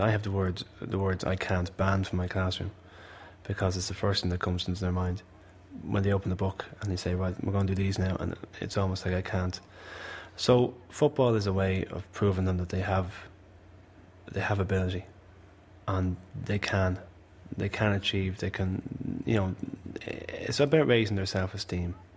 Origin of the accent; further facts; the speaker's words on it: Malahide, Leinster, Ireland; I'm from Malahide and I know exactly what people from Malahide are about